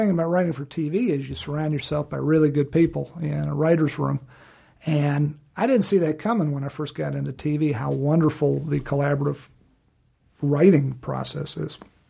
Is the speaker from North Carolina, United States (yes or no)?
no; Virginia, United States; Living back in Virginia and my home state of Virginia, which was great living in Virginia